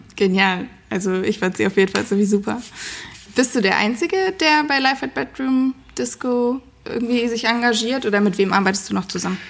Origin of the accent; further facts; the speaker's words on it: Darmstadt, Hesse, Germany; ich bin heute in meiner Heimatstadt Darmstadt